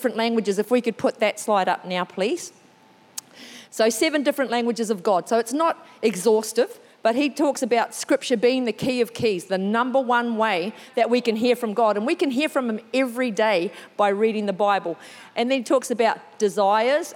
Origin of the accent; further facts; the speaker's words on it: New Zealand; first language English; moved away; I'm originally from New Zealand